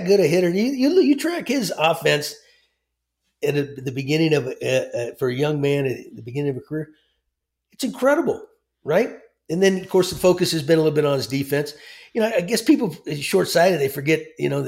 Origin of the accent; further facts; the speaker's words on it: Texas, United States; growing up in Texas